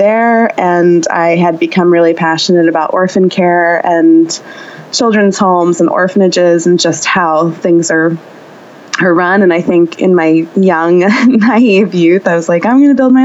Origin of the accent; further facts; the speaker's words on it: New Jersey, United States; I grew up in New Jersey, in the suburbs.